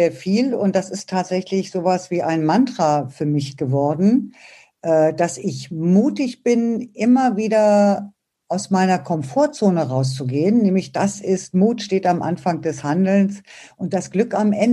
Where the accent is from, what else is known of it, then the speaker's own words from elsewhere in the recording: Braunschweig, Lower Saxony, Germany; now in Berlin, Germany; Ich habe auch so meine Heimatstadt verlassen und bin von Braunschweig nach Berlin gezogen